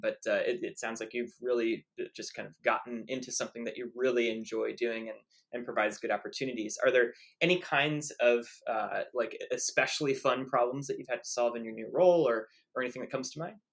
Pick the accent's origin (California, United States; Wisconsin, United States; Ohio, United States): Ohio, United States; Columbus; I, was born in Columbus, Ohio